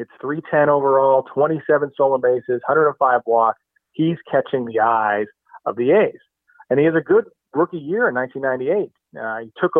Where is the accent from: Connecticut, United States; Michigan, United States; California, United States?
California, United States; East Bay; growing up in the East Bay